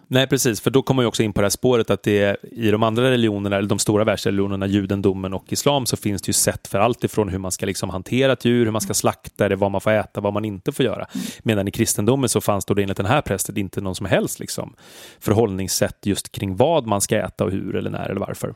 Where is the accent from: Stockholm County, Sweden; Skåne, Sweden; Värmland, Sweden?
Stockholm County, Sweden; Stockholm; som stockholmare